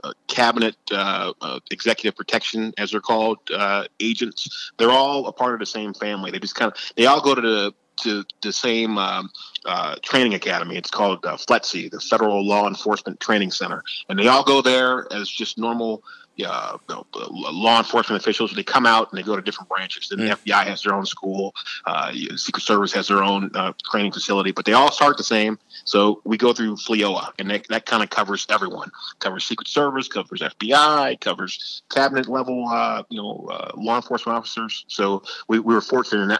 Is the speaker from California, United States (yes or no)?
no; outside of Cleveland, Ohio, United States; my hometown outside of Cleveland